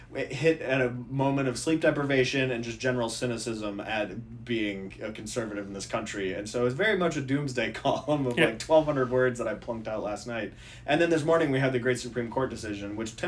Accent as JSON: {"language": "English", "region": "Minnesota", "country": "United States", "tie": "born or raised there", "also_born_or_lived": "Virginia", "moved": "yes", "said": "6th district was my district I grew up in Minnesota"}